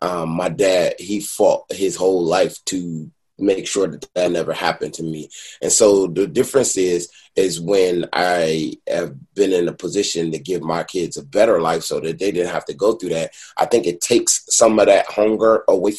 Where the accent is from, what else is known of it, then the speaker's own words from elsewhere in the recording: Detroit, Michigan, United States; now in Los Angeles, United States; I'm from Detroit